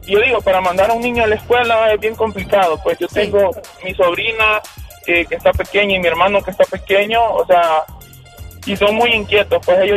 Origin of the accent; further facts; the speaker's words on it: Honduras; como hondureño